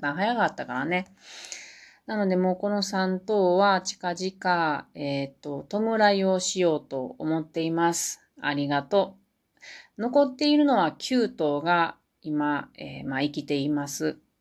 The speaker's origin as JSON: {"language": "Japanese", "town": "Matsusaka", "region": "Mie", "country": "Japan", "tie": "born or raised there", "said": "私の生まれは三重県の中、真ん中ぐらいの中西って言うんですけど、松阪市っていうところです"}